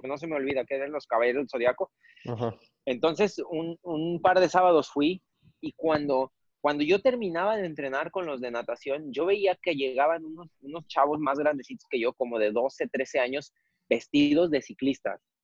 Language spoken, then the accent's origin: Spanish; Jojutla, Morelos, Mexico; mi pueblo